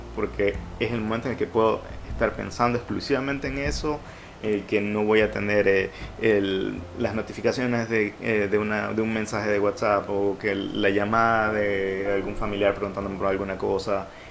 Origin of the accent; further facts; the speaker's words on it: Ecuador; como ecuatorianos